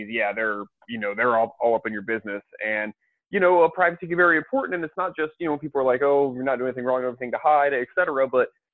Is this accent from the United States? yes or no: yes; Tampa, Florida, United States; I'm from Tampa, and it's like pirates are like a big deal